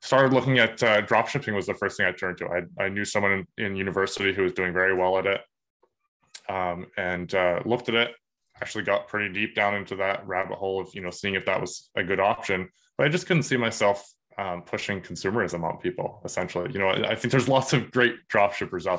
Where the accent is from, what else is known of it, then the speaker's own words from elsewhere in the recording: Woodstock, New Brunswick, Canada; I grew up in Woodstock, New Brunswick